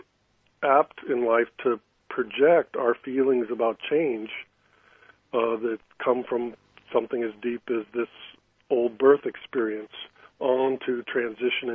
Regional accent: California, United States; I grew up in California, and then I was in San Francisco when I started my career

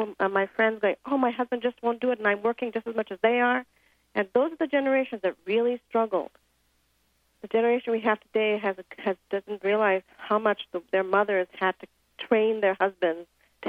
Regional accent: India; moved away; You know, I grew up in India

